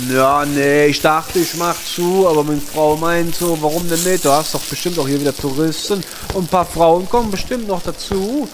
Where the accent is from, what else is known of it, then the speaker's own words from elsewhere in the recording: Eifel, Germany; bin ich ja aufgewachsen in der Eifel